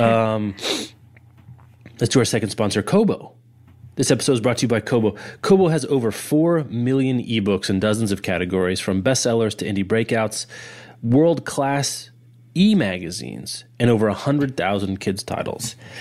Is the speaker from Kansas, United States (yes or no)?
yes; Lawrence, Kansas, United States; my hometown bookstore is The Raven in Lawrence, Kansas